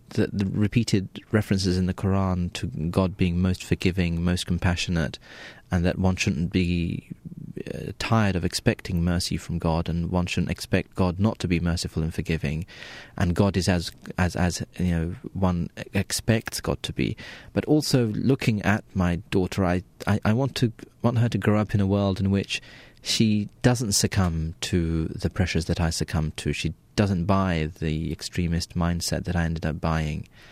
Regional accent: United Kingdom; I was born and raised in Britain

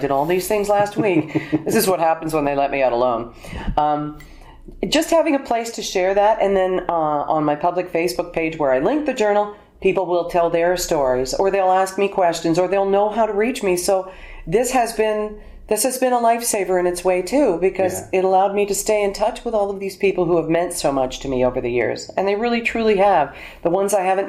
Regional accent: Alberta, Canada; moved away; also born or lived in Toronto; I was born in Alberta

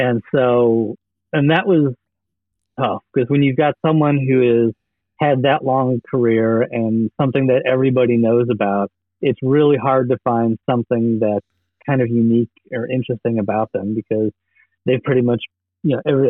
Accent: Chicago, Illinois, United States; I was growing up in Chicago in the '80s

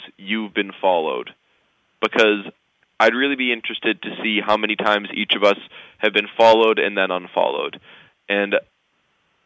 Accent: United States; I was raised as an American

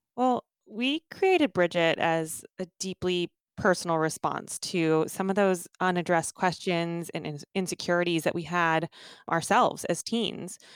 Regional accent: Redding, California, United States; born or raised there; also born or lived in Omaha, Nebraska

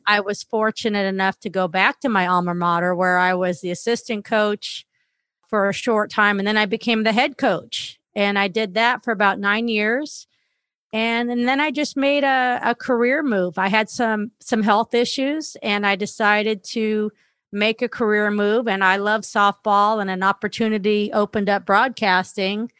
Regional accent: Los Angeles, California, United States; I grew up in Northridge, California

